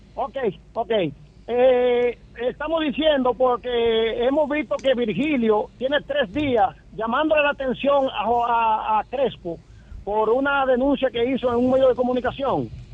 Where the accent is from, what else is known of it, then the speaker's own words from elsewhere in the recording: Tamboril, Santiago, Dominican Republic; now in Haverstraw, United States; yo soy del municipio de Tamboril, okay. pero estoy en el condado de Rockland